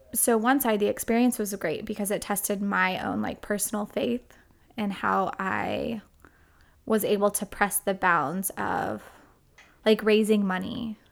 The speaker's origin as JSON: {"language": "English", "town": "Edmond", "region": "Oklahoma", "country": "United States", "tie": "born or raised there", "moved": "yes", "lives_now": "Texas, United States", "said": "I grew up in, um, First Edmond, Oklahoma"}